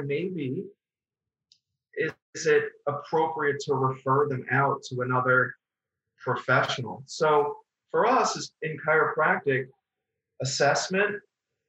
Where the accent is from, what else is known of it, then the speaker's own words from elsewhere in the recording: Long Island, New York, United States; also born or lived in Queens, New York; I'm originally from Queens, New York, and I grew up on Long Island